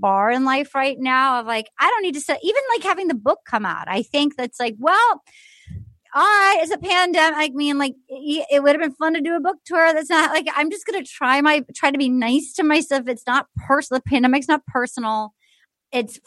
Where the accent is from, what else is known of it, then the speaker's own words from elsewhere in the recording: New England, United States; I grew up in New England.